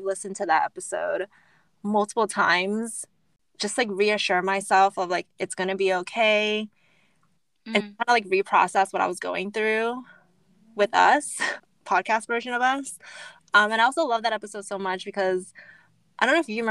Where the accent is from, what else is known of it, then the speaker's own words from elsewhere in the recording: United States; growing up, being Asian American, growing up in a predominantly white